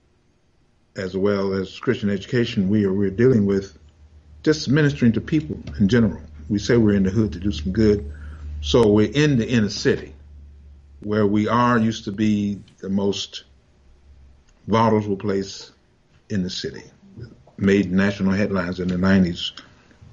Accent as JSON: {"language": "English", "region": "Arkansas", "country": "United States", "tie": "born or raised there", "also_born_or_lived": "Detroit, United States", "moved": "yes", "lives_now": "Little Rock, United States", "said": "the place I was born in Arkansas"}